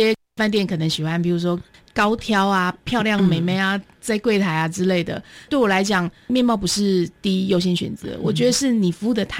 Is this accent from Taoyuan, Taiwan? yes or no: yes; Taoyuan, Taiwan; now in Hualien, Taiwan; 因为我本身不是花莲人，我是桃园人。